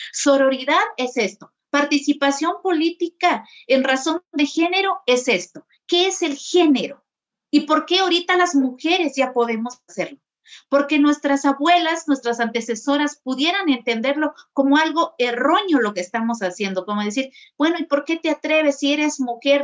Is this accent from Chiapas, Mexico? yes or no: yes; San Juan Chamula, Chiapas, Mexico; crecí allí en Chamula